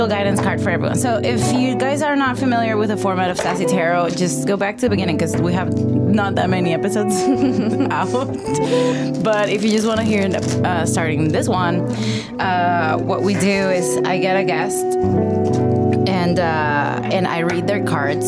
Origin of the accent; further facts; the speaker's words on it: Jacksonville, Florida, United States; moved away; I am from Jacksonville. That's my origin